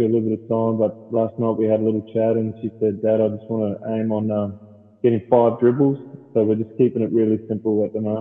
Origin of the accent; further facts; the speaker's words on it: Darwin, Northern Territory, Australia; So I'm born and raised Darwin